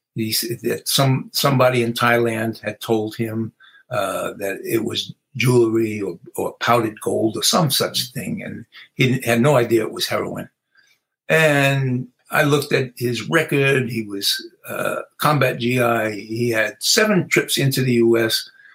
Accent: New York City, New York, United States; I grew up in the South Bronx

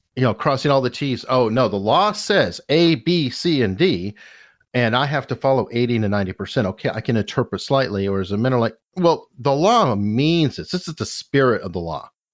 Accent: Arizona, United States; now in Virginia, United States; I'm also from Arizona

